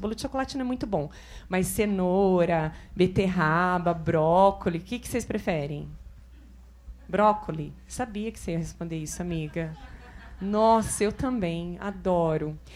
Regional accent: São José do Rio Preto, São Paulo, Brazil; Eu sou de São José do Rio Preto, interior de São Paulo

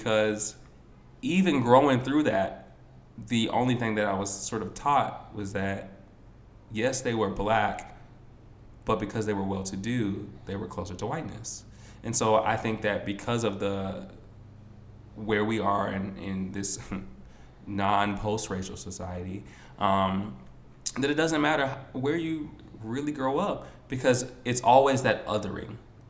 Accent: Baltimore, Maryland, United States; moved away as an adult; also born or lived in Atlanta; I'm from Baltimore and it's a predominantly black city. So I was always around blackness.

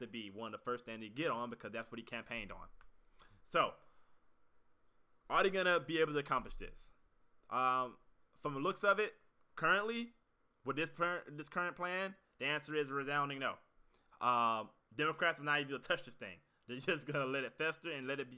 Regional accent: United States; as an American

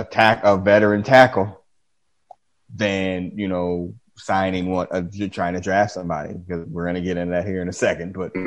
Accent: Dayton, Ohio, United States; Man, I came from Dayton. I've never been to Boston, but I'm gonna go out on a limb and say it's probably better than Dayton.

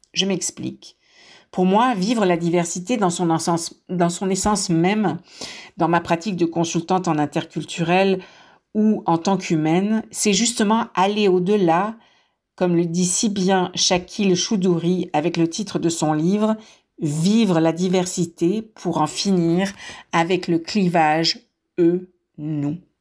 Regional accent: France; moved away; je suis née en France. Mon accent me trahit.

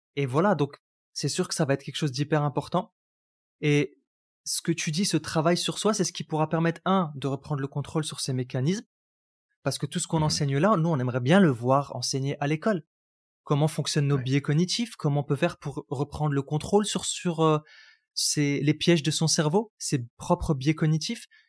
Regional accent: Roubaix, Hauts-de-France, France; j'ai grandi à Roubaix

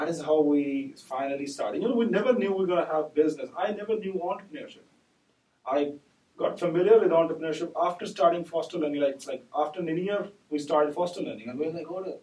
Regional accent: Pakistan; we are from Pakistan.

